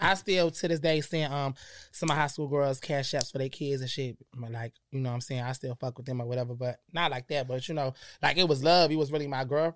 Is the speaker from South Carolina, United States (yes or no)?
no; Perry, Florida, United States; also born or lived in Connecticut / New York; Florida, Perry, Florida when I was about ten. I was starting in sixth grade.